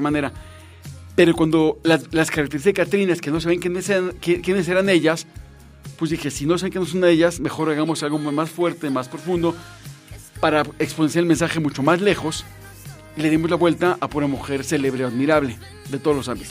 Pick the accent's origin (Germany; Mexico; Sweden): Mexico; somos mexicanos y lo afortunados que somos de ser mexicanos